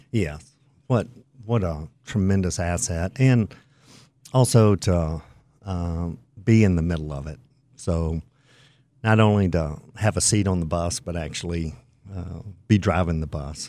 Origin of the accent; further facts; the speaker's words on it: the Carolinas, United States; I grew up in the Carolinas